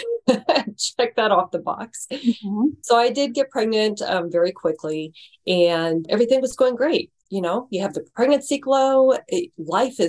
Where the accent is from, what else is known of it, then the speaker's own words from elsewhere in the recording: Branson, Missouri, United States; moved away as an adult; also born or lived in St. Louis, Missouri; we moved from Branson, Missouri. My parents actually owned a resort there.